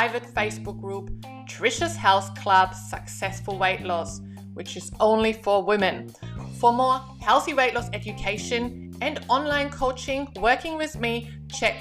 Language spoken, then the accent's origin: English; Germany; now in Australia; I'm from Germany, so I'm used to a cold Christmas